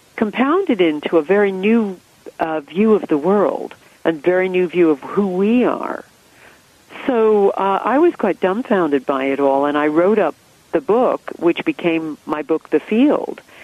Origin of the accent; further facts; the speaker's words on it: United States; moved away as an adult; now in England, United Kingdom; I grew up in America. You can hear that from my accent